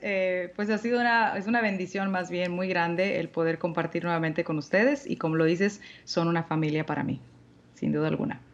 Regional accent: Monterrey, Nuevo León, Mexico; aquí en Monterrey, en mi tierra natal

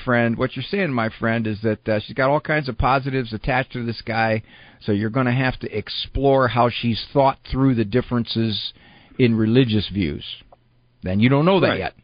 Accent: Canton, Ohio, United States; my hometown of Canton, Ohio

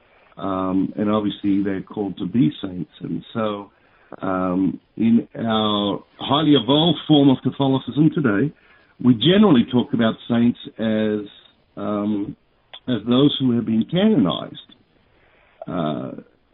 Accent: Sydney, New South Wales, Australia; I was born in St. Martha's Hospital in Sydney, Australia

